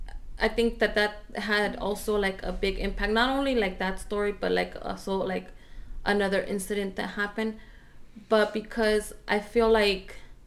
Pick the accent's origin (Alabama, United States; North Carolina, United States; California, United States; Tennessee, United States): California, United States; Orange County; also born or lived in Riverside, California; we moved from Orange County to Riverside